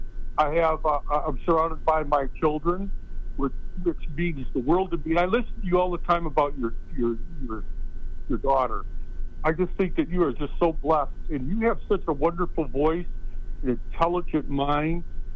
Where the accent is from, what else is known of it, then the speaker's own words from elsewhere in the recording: Michigan, United States; now in Arizona, United States; And I'm transported from Michigan to Arizona. And I've only been here a month.